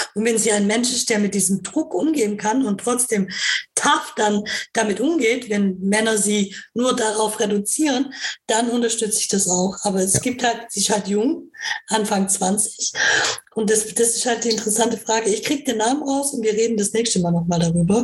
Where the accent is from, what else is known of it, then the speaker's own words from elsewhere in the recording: Karlsruhe, Baden-Württemberg, Germany; ich komme ja aus Karlsruhe